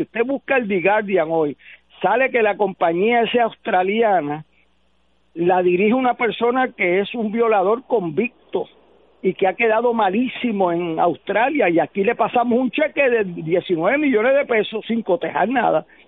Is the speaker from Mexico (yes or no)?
no; Puerto Rico; nosotros mismos como puertorriqueños